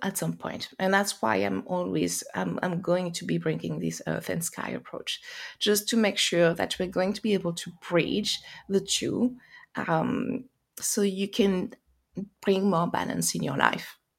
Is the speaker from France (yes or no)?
yes; France; accent: French; English is a second language; moved away as an adult; also born or lived in United States; now in England, United Kingdom; you hear by my accent, probably I am French, but I live in UK, I live in England, and I had lived in US as well.